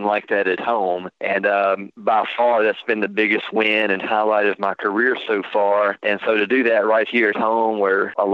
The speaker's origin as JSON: {"language": "English", "country": "United States", "tie": "born or raised there", "said": "I grew up on Caddo Lake"}